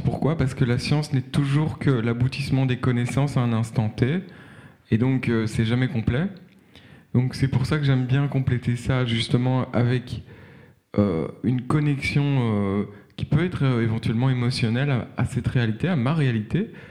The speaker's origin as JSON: {"language": "French", "town": "Brussels", "region": "Brussels-Capital Region", "country": "Belgium", "said": "je suis bruxellois"}